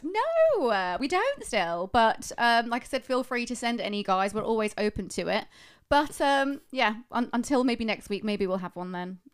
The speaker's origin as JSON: {"language": "English", "country": "United Kingdom", "said": "Being British"}